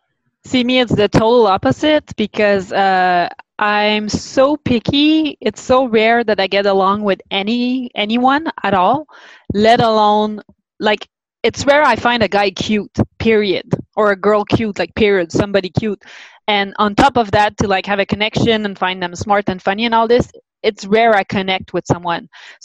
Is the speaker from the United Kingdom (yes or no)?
no; Canada; because I'm French Canadian.